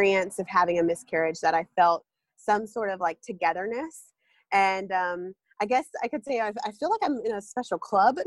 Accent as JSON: {"language": "English", "region": "North Carolina", "country": "United States", "said": "I'm from North Carolina"}